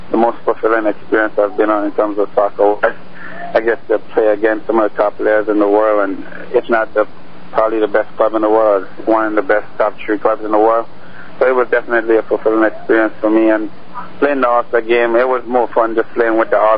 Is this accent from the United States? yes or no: no; Grenada; Uh, it was big. It, eh, soccer is very big in the Caribbean island.